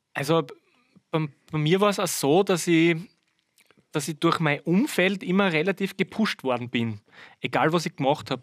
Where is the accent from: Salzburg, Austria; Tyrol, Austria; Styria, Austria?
Styria, Austria; Birkfeld; also born or lived in Vorau; ich komme ja gar nicht aus Weiz, ich komme aus Birkfeld